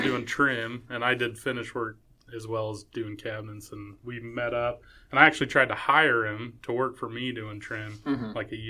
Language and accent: English; Payson, Utah, United States; I'm from Payson, born and raised and still live there.